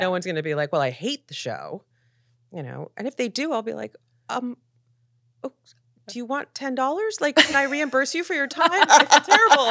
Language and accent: English; Philadelphia, Pennsylvania, United States; also born or lived in New York; now in Los Angeles, United States; I grew up in Philadelphia in the eighties